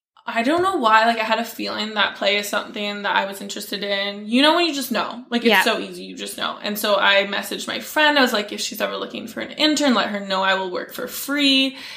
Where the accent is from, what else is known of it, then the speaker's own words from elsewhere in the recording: Delta, British Columbia, Canada; I'm 23. I'm born and raised in Vancouver. We all like to say Vancouver. I'm using quotation marks. I'm actually in the suburbs, Delta, if you know where that is, if you're local to the area. Grew up there